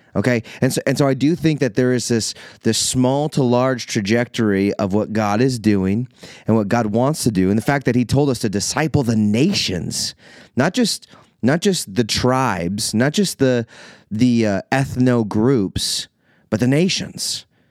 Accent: Iowa, United States; moved away as an adult; also born or lived in Minnesota; now in Illinois, United States; I am an Iowa boy. I, I, technically I was born in Minnesota, and so I feel like I've never totally been able to claim that I'm an Iowa native, but I've been there for basically my entire life

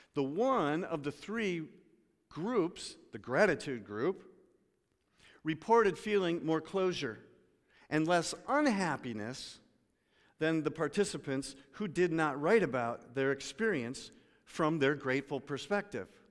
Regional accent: United States; I'm an American.

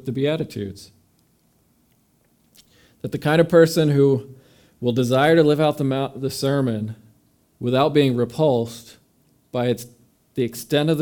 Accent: New York, United States; moved away as an adult; also born or lived in Mississippi; We're from New York

